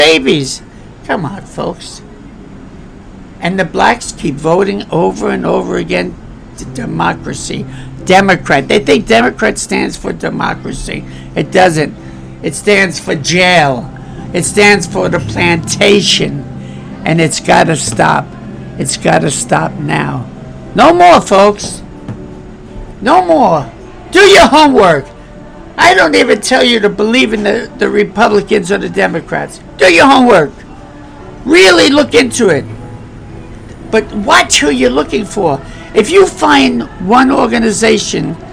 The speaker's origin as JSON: {"language": "English", "town": "New York City", "region": "New York", "country": "United States", "tie": "born or raised there", "moved": "yes", "said": "I was raised with black people. I was born in Bedford-Stuyvesant"}